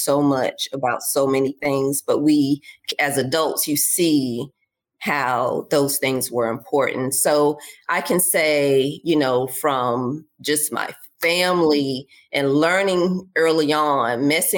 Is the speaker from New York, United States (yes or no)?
no; Charlotte, North Carolina, United States; moved away; I'm from Charlotte, where I live at again today